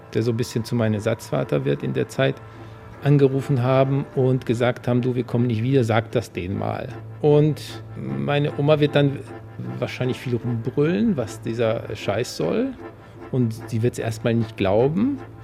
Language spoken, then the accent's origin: German; Poland; now in Berlin, Germany; ich komme aus Polen natürlich und meine Eltern